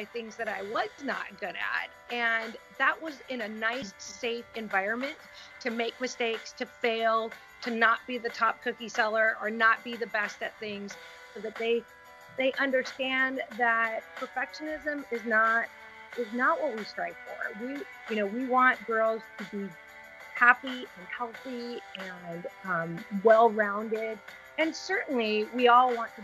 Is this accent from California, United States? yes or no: yes; Seal Beach, California, United States; I grew up mostly in Seal Beach